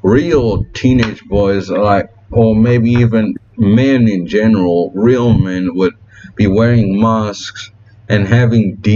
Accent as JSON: {"language": "English", "town": "Cape Town", "region": "Western Cape", "country": "South Africa", "tie": "born or raised there", "said": "my hometown, which is Fishhook in Cape Town"}